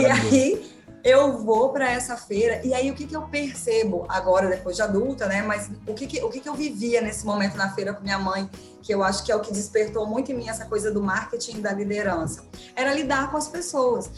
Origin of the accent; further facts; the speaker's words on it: Colatina, Espírito Santo, Brazil; moved away as an adult; also born or lived in São Paulo; sou do interior do, do, do estado do Espírito Santo, de Colatina